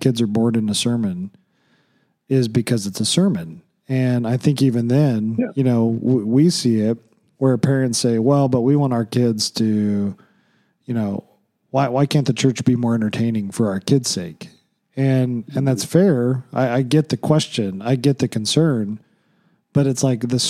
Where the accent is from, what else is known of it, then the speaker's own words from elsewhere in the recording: Oklahoma, United States; when I grew up in Oklahoma